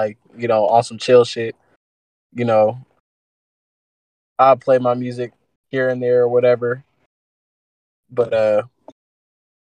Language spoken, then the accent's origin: English; Antioch, California, United States; I'm from Antioch, and I'm from Antioch, California